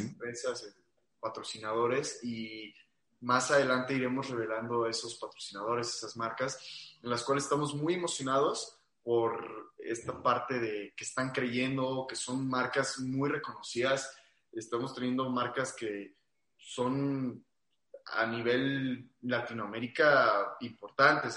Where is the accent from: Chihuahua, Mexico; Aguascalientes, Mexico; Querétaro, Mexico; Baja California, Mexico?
Aguascalientes, Mexico; yo soy de Aguascalientes